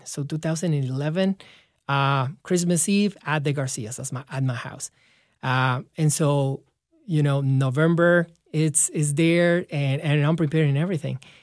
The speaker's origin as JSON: {"language": "English", "town": "León", "region": "Guanajuato", "country": "Mexico", "tie": "born or raised there", "moved": "as an adult", "said": "in my hometown in León, Guanajuato"}